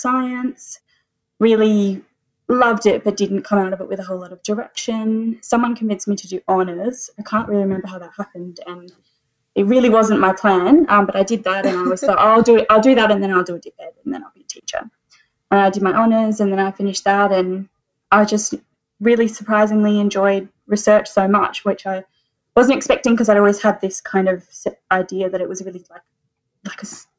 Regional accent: Adelaide, South Australia, Australia; I grew up in Adelaide, very privileged to grow up on Paramang and Kangana country over to the east there

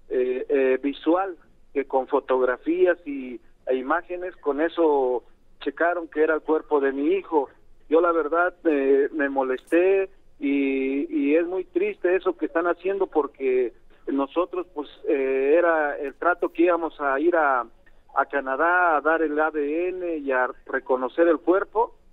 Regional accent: Tlaxiaco, Oaxaca, Mexico; yo estaba en Oaxaca, ah. eh, él, él vive en Oaxaca, vivíamos en Oaxaca, yo soy originario de Tlajiaco, Oaxaca, pero vivimos en Oaxaca capital

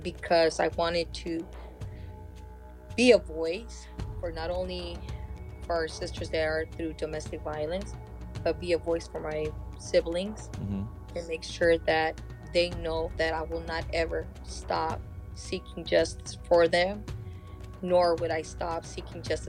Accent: Third Mesa, Hopi, Arizona, United States; now in California, United States; I come from the Sun Clan and Eagle Clan in Third Mesa Hood Villa

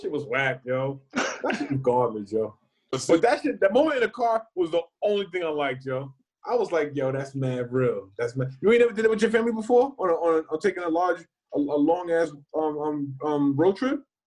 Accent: Northeast, United States; we both from the Northeast.

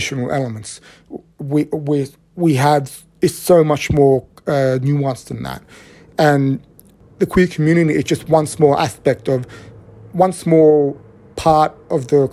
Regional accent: Australia; I grew up in a city that has this image of being a very, very LGBTQ friendly city, it's got the biggest pride event in the Southern Hemisphere

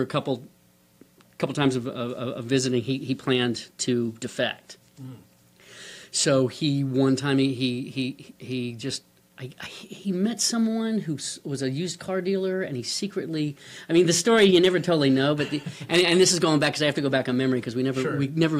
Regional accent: New York, United States; moved away as an adult; I was from New York

